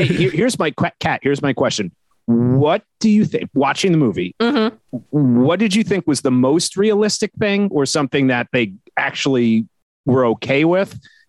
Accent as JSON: {"language": "English", "region": "just outside New York City", "country": "United States", "tie": "born or raised there", "said": "I grew up just outside New York City"}